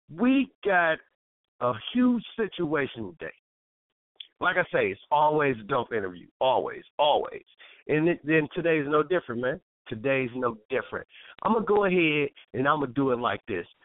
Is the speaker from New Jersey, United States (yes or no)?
no; Toledo, Ohio, United States; we're originally from Toledo, Ohio. T town.